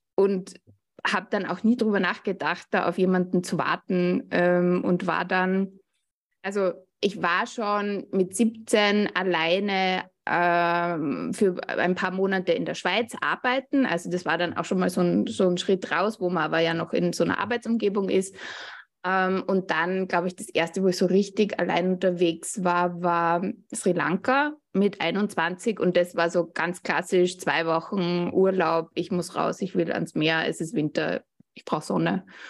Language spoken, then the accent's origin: German; Austria; Ich komme, wie man hört, aus Österreich